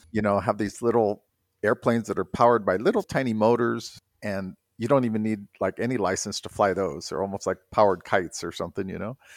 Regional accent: South Bay, California, United States; moved away; everybody that lived in the South Bay there, we kind of all had this little I don't know, I, it was a really good place to grow up

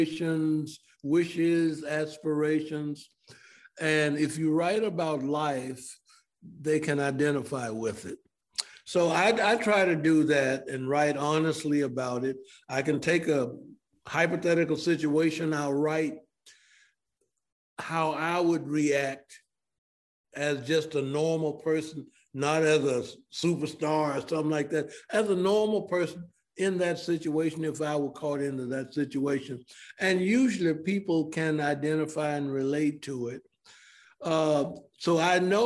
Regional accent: Memphis, Tennessee, United States; now in Atlanta, United States; Growing up in Memphis

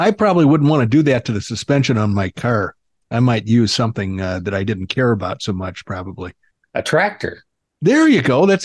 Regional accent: the South, United States; Well, I am from the South, but I try to, you know, the Northerners beat the accent out of me.

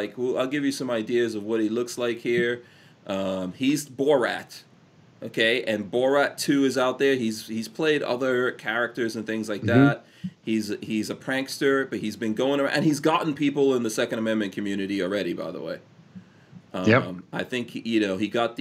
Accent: New York City, New York, United States; moved away as an adult; I grew up in New York City.

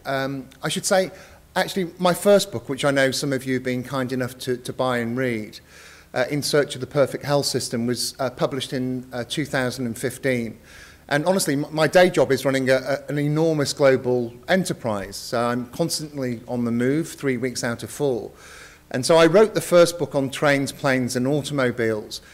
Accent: United Kingdom; I am uh, British

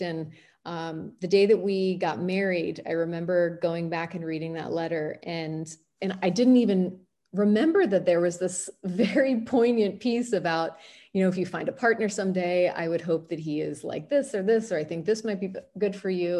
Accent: Washington, District of Columbia, United States; I grew up in Washington, D C, which is the home of Shady Grove Fertility

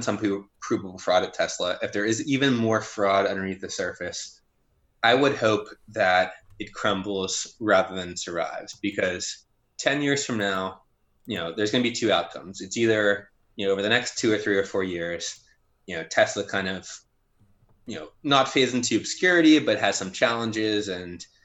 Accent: Midwest, United States; growing up in the Midwest

